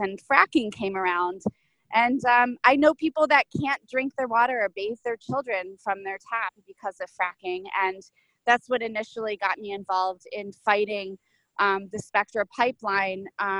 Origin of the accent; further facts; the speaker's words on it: Pennsylvania, United States; Sure. I grew up in Pennsylvania. I mean, well, I grew up in a lot of places, but Pennsylvania was where I did most of my developmental age.